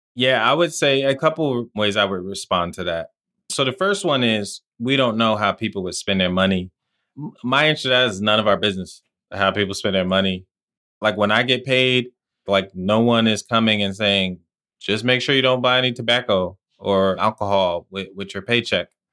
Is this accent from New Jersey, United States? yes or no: yes; New Jersey, United States; also born or lived in Washington, D.C.; growing up in New Jersey where I lived